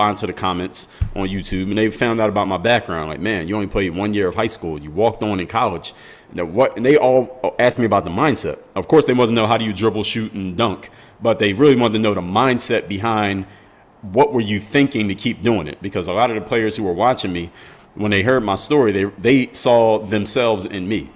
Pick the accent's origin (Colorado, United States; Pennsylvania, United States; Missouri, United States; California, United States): Pennsylvania, United States; Philadelphia; now in Miami, United States; come from the city of Philadelphia, PA